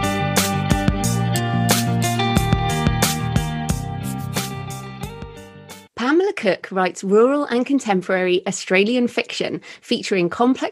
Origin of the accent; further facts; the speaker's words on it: England, United Kingdom; as an English person